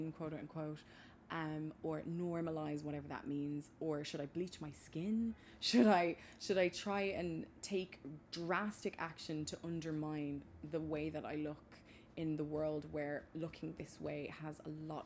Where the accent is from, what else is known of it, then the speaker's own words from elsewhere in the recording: Maynooth, Leinster, Ireland; where are you originally from? And I always respond with Maynooth, County Kildare